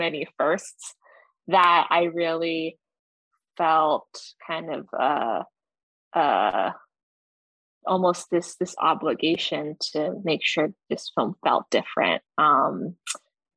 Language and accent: English; Canada; also born or lived in Chongqing, China; I immigrated with my parents to Canada when I was 2 years old.